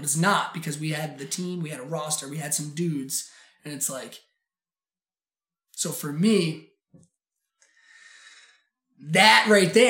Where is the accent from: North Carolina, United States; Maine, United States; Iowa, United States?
Maine, United States; Portland; also born or lived in Sacopee Valley, Maine / Oregon; I grew up in Portland, Maine, and having gone to Riverton Elementary School and Lincoln Middle School